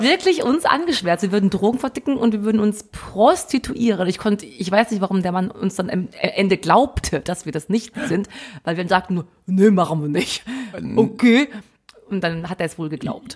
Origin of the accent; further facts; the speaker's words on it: Brilon, North Rhine-Westphalia, Germany; ich bin ja aus Brilon, aus dem Sauerland